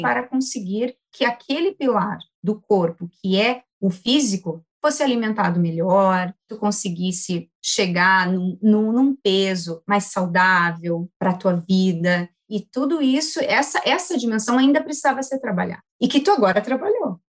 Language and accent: Portuguese; Cachoeirinha, Rio Grande do Sul, Brazil; accent: southern; sou natural aqui de Cachoeirinha, Rio Grande do Sul, cidade onde minha família toda está